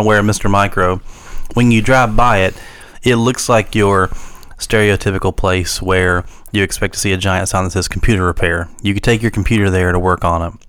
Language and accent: English; Wayne County, West Virginia, United States; growing up in Wayne County